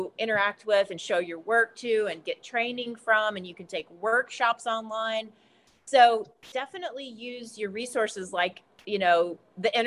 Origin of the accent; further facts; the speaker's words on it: Appalachia, United States; moved away as an adult; growing up here